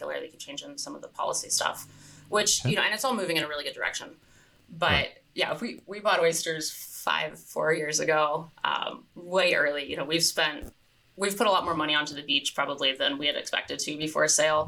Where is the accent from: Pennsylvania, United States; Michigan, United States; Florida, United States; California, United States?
California, United States; now in Hood Canal, United States; I grew up in California, and California beaches are public beaches